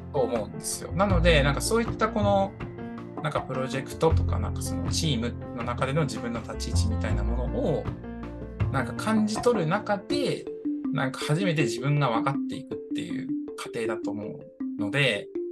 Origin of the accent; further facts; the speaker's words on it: Toyama, Japan; 僕、富山出身なんですけど、富山富山県出身で18年間生まれ育ちました